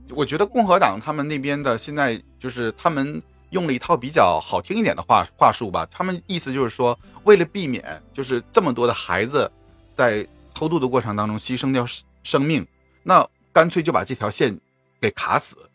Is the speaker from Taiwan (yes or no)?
no; Northeast China, China; 作为一个东北人